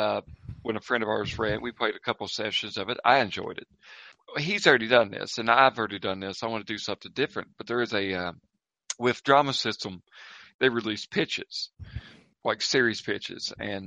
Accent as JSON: {"language": "English", "country": "United States", "accent": "Southern", "said": "this accent is genuine. I can drive, and in probably an hour, I could be at the site of where the feud of the Hatfield and McCoys took place. So this is where I'm from."}